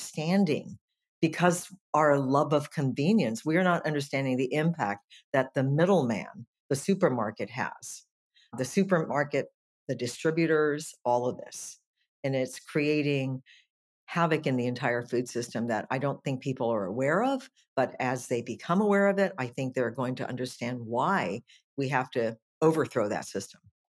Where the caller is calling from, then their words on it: Nicasio, California, United States; I am from the little town of Nicasio, which is in West Marin in California, about 45 minutes north of San Francisco.